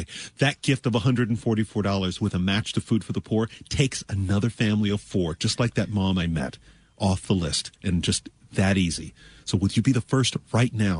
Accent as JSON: {"language": "English", "town": "Toronto", "region": "Ontario", "country": "Canada", "tie": "born or raised there", "moved": "yes", "lives_now": "Florida, United States", "said": "I was born in Toronto, Canada"}